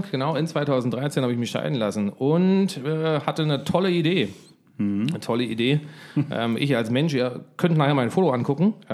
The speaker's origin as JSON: {"language": "German", "region": "Berlin", "country": "Germany", "accent": "Berlin", "said": "Komm mal als Berliner Junge mit einem Berliner Akzent äh, nach Bayern, tatsächlich Südosten von München"}